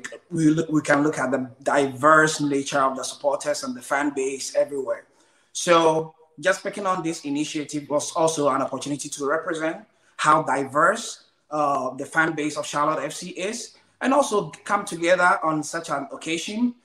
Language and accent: English; Ghana; moved away; So I'm from Ghana, West Africa.